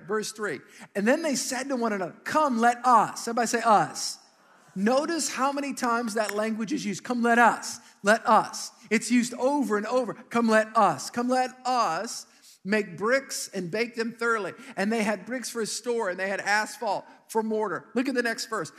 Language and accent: English; Metairie, Louisiana, United States; I grew up in Metairie